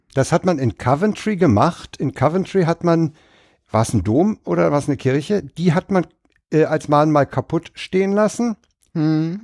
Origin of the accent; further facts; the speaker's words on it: Berlin, Germany; Ich bin ja in Reinickendorf aufgewachsen, dann im Wedding gewohnt, jetzt in, in Lichterfelde.